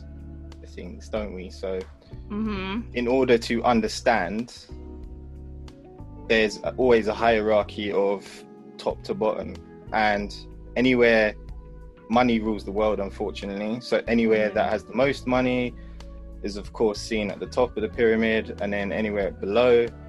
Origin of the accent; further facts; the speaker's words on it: Manchester, North West England, United Kingdom; moved away; also born or lived in London; originally I'm from Manchester up north.